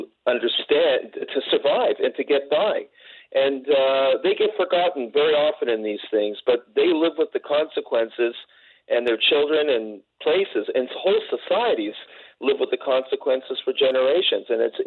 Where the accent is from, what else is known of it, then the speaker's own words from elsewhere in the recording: Toronto, Ontario, Canada; I'm a bit younger than Malka, but I'm of the same generation. I grew up in Toronto and grew up in a Jewish community.